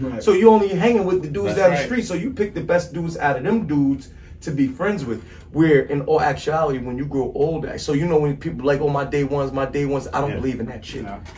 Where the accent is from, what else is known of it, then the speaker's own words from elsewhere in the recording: New Jersey, United States; I just don't represent Jersey, even though I'm from Jersey.